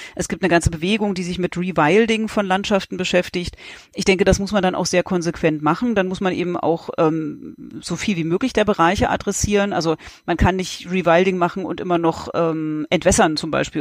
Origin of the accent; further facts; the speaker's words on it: East Germany, Germany; in Ostdeutschland, wo ich herkomme